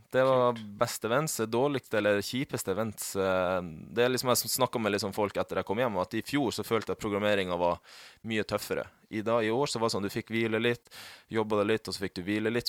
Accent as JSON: {"language": "Norwegian", "region": "Finnmark", "country": "Norway", "moved": "yes", "lives_now": "Oslo, Norway", "said": "jeg er jo fra Finnmark, og det er jo mye natur"}